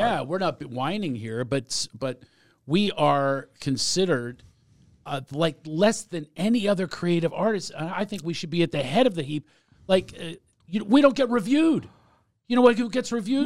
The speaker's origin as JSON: {"language": "English", "town": "Philadelphia", "region": "Pennsylvania", "country": "United States", "said": "I'm from Mount Airy"}